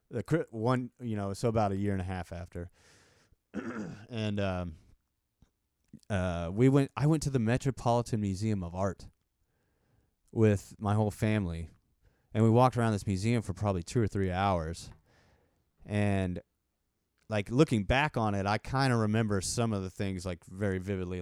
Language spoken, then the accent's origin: English; Texas, United States; accent: country accent; I have, like, a country accent